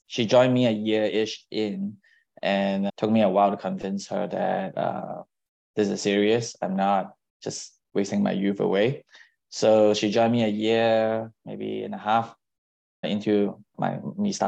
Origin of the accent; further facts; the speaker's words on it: Singapore; now in San Francisco, United States; I was born overseas, I grew up in Singapore.